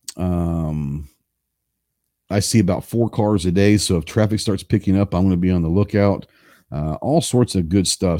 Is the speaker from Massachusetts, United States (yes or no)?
no; Dallas, Texas, United States; I grew up in Dallas, so I grew up in the city